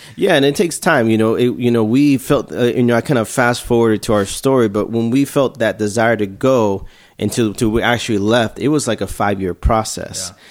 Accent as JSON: {"language": "English", "town": "Houston", "region": "Texas", "country": "United States", "said": "I'm from Houston, Texas"}